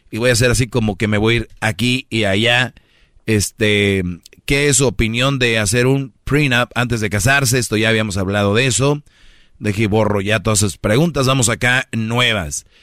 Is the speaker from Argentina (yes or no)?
no; Monterrey, Nuevo León, Mexico; Eh, soy de Monterrey, está muy cerquita ahí, Torreón.